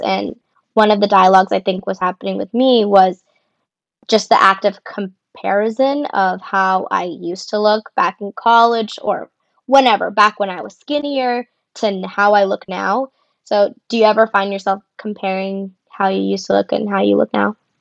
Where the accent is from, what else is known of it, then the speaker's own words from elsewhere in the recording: Tucson, Arizona, United States; moved away as an adult; also born or lived in Boston, Massachusetts; now in Los Angeles, United States; I am originally from Tucson, Arizona, but I currently live in Los Angeles